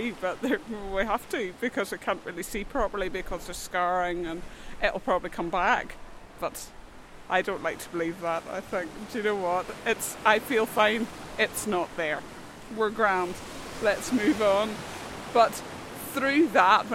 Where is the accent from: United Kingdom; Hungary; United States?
United Kingdom; North Coast, Northern Ireland; born or raised there; also born or lived in Glasgow, Scotland